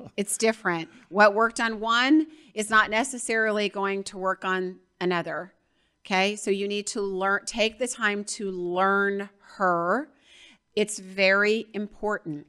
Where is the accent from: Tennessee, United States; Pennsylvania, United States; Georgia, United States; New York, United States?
Georgia, United States; I'm from Georgia